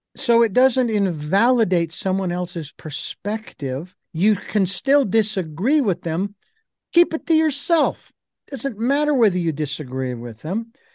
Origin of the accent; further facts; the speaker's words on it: Phoenix, Arizona, United States; when I was a kid growing up in Phoenix